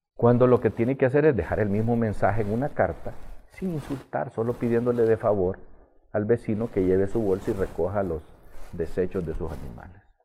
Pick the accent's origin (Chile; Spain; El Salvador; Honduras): Honduras; No podemos seguir viviendo así los hondureños